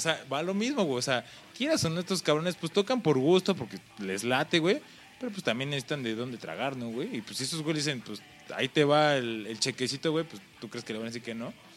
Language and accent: Spanish; Mexico